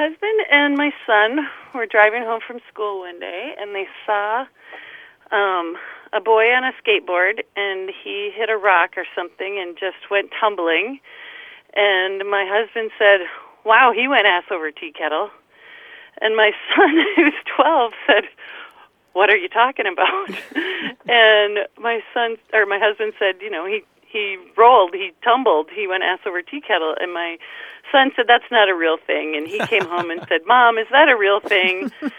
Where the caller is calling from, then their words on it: Menasha, Wisconsin, United States; I'm calling from Menasha, Wisconsin.